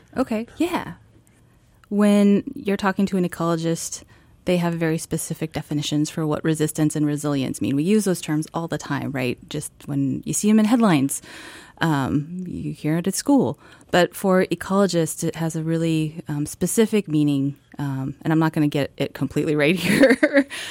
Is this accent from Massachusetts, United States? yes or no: no; Washington, United States; moved away as an adult; also born or lived in Alabama; now in Juneau, United States; I grew up in Washington State